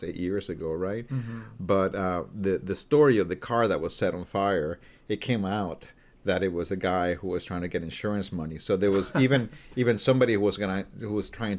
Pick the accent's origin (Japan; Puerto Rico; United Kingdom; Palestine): Puerto Rico; moved away; also born or lived in Vancouver, Canada; I'm from Puerto Rico, and as you can imagine, there's no hockey in Puerto Rico.